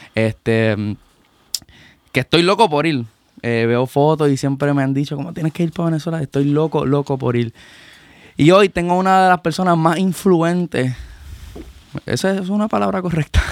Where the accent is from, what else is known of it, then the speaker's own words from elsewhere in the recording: Puerto Rico; como puertorriqueño